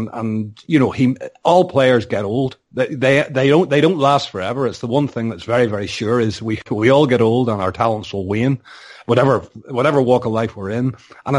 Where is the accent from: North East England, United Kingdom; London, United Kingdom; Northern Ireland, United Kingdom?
Northern Ireland, United Kingdom; obviously I'm Northern Irish, so I'm looking at it in a completely different way.